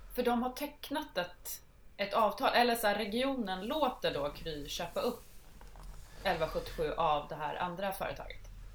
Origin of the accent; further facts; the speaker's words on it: Södermanland, Sweden; I mitt hemlän, Sörmland